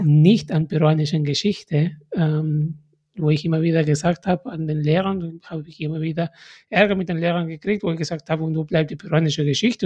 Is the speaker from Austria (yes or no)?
no; Peru; now in Germany; meine Mutter hat immer gehofft, dass ich nach Peru zurückkomme